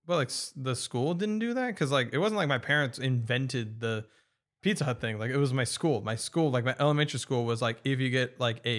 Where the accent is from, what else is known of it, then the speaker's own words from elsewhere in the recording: California, United States; I grew up in Orange County.